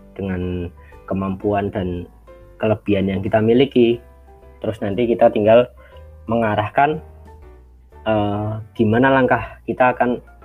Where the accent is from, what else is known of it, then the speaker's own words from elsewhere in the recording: Yogyakarta, Special Region of Yogyakarta, Indonesia; asal dari Yogyakarta